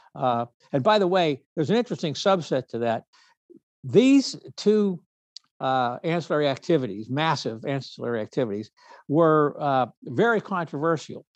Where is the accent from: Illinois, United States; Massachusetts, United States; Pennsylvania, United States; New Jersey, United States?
Pennsylvania, United States; Pittsburgh; also born or lived in New York City; now in Los Angeles, United States; I was raised in Pittsburgh